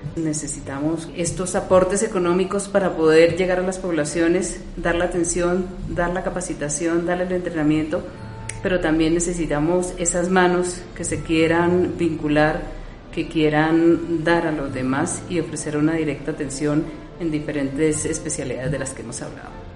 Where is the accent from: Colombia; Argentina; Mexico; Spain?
Colombia; como colombianos inquietos que somos